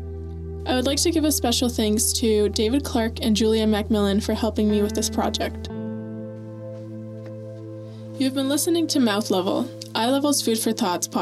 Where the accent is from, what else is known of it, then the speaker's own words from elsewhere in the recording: Venezuela; moved away; Cynthia's talk awakened memories of my childhood growing up in Venezuela and how surreal it is to live amongst normalized violence.